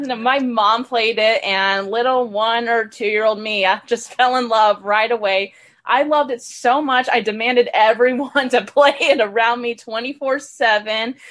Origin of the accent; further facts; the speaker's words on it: Richmond, Texas, United States; also born or lived in Houston, Texas; I moved to a little suburban area called Richmond, Texas when I was 6 and I've been living there ever since